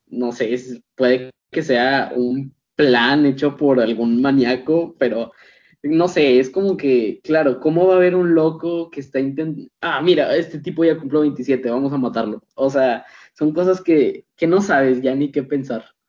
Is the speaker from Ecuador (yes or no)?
no; Mexico; aquí en mi país, al menos aquí en México